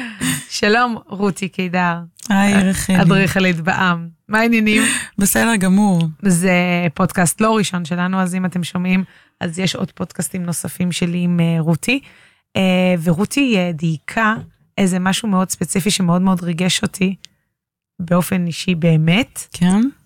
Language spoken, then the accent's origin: Hebrew; Tel Aviv, Tel Aviv District, Israel; גדלתי כל החיים בתל אביב, בשמריהו לוין.